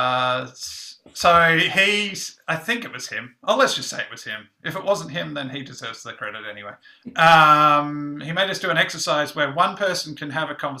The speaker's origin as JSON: {"language": "English", "country": "Australia", "moved": "yes", "said": "I'm Australian"}